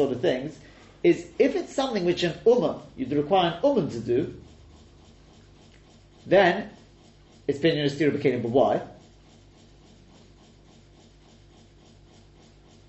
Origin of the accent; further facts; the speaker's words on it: England, United Kingdom; moved away; So for me in England, or me as being English